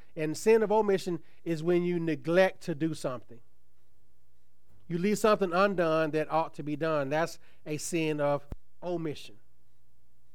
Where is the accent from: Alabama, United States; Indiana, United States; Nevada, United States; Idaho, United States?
Alabama, United States; Tuskegee; when I was growing up in Tuskegee